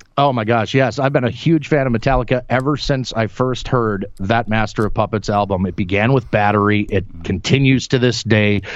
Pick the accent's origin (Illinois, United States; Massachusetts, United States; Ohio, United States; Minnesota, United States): Minnesota, United States; Minneapolis; now in Iowa, United States; growing up in the upper Midwest here in the United States, I grew up in Minneapolis, Minnesota